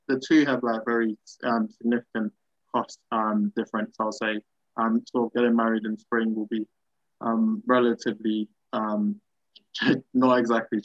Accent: Ghana; I'm Ghanaian

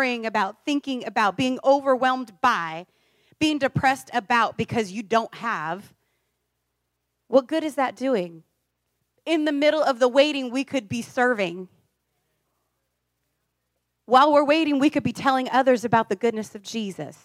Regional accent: Iowa, United States; now in California, United States; I grew up in a farm town

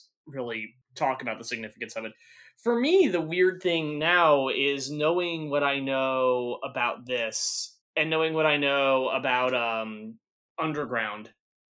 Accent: United States; as an American

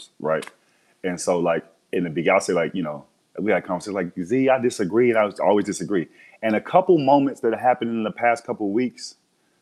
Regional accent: Texas, United States; I'm from Texas, raised in Texas

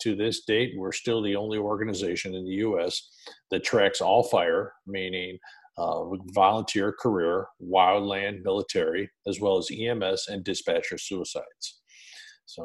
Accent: Rochester, New York, United States; moved away as an adult; also born or lived in West Dundee, Illinois; I was born and raised in Rochester, New York, and when I graduated in '79 from high school

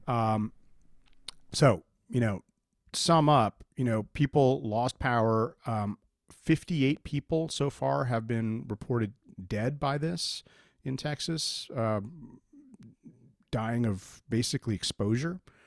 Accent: India; now in United States; I was born in India

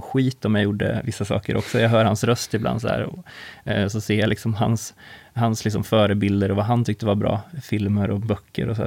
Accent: Karlskoga, Örebro County, Sweden; jag kommer ju från Karlskoga

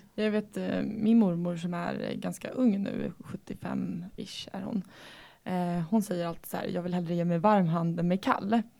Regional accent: Sweden; Vi bor i Sverige. Eh, som svensk

